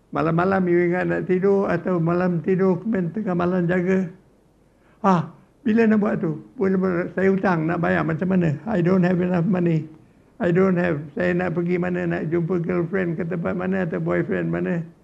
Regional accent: Johor, Malaysia; Saya orang Johor

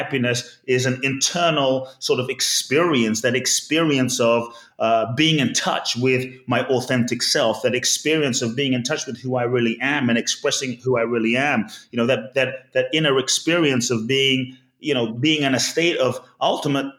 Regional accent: London, United Kingdom; born or raised there; also born or lived in Ghana

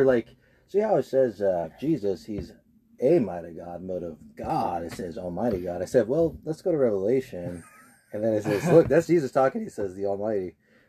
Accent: Miami, Florida, United States; I grew up saying gyro, but I grew up in Miami

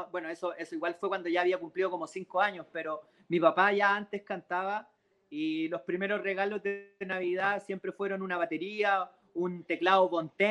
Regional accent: Santiago, Santiago Metropolitan Region, Chile; Sí, yo soy santiaguino ah, de, cuna, nací en el Parque

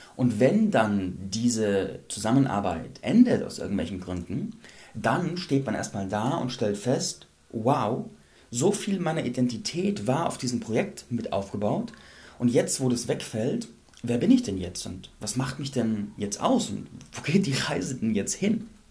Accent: Landsberg am Lech, Bavaria, Germany; meiner Heimatstadt Landsberg

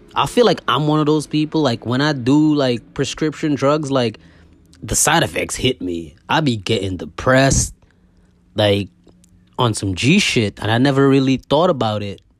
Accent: Guyana; I was born in Guyana

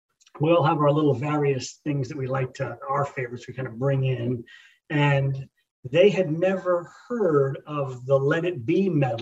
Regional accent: New York, United States; moved away; I grew up in New York as a Mets fan

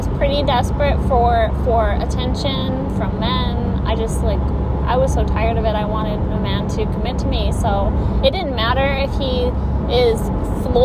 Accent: Michigan, United States; I was from Michigan

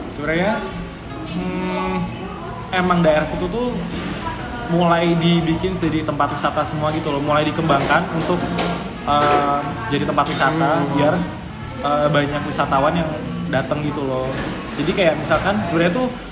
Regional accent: Kendal, Central Java, Indonesia; moved away as an adult; now in Yogyakarta, Indonesia; aku tuh orang Kendal

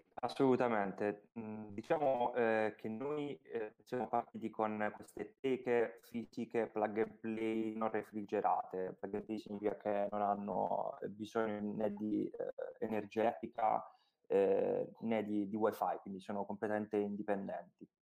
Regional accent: Apulia, Italy; noi siamo pugliesi

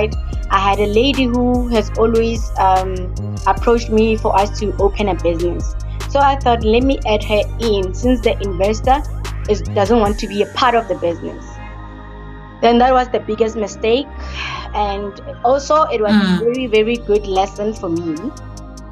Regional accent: Rustenburg, North West, South Africa; also born or lived in Hebron, Pretoria; I am from Hebron. It's a location in Pretoria. I grew up in Rustenburg

